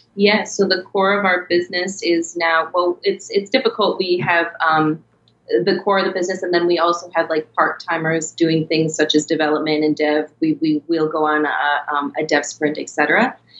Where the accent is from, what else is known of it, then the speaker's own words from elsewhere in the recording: Minnesota, United States; moved away as an adult; also born or lived in New York; I was born and raised in Minnesota